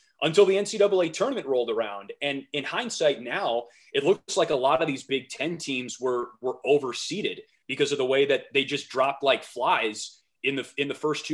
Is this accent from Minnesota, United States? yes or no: no; Wisconsin, United States; I grew up in the Midwest. I grew up in Wisconsin.